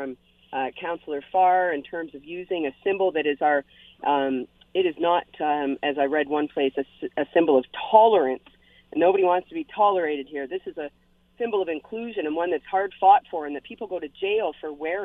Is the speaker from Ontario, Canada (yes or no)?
yes; London, Ontario, Canada; now in Hamilton, Canada; I'm from London originally, and in the city of London, Ontario